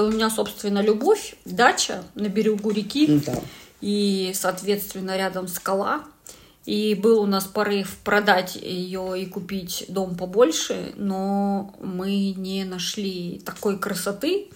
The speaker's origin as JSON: {"language": "Russian", "town": "Yekaterinburg", "region": "Sverdlovsk Oblast", "country": "Russia", "said": "я вообще с Екатеринбурга"}